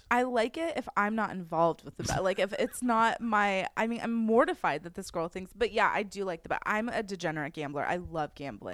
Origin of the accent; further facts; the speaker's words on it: Westlake Village, California, United States; I grew up in Westlake my whole life